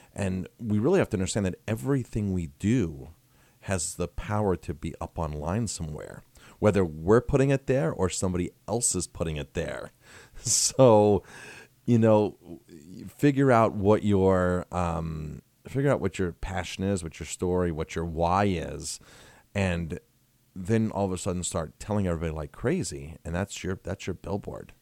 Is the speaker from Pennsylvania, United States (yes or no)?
no; Ellenville, New York, United States; also born or lived in Colorado Springs, Colorado; it's my hometown, and I'm trying to make my hometown a better place.